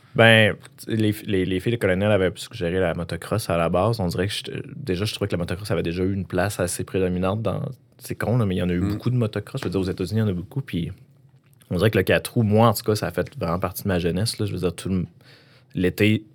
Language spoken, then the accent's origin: French; Quebec, Canada; dans mon village natal, qui n'est pas, qui est pas val mais j'habitais juste à côté